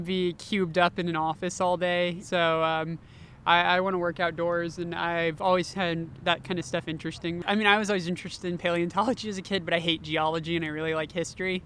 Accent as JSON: {"language": "English", "town": "Austin", "region": "Texas", "country": "United States", "moved": "yes", "said": "I'm originally from Austin, Texas"}